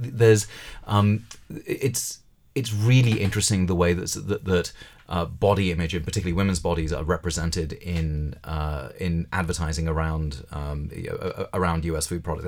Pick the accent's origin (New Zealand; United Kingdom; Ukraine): United Kingdom; Well, I mean, I grew up a Hindu in Britain